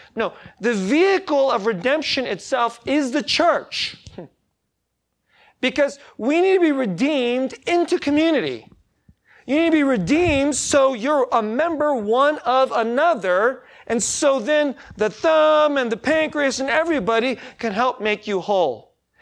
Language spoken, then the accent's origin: English; United States; I'm American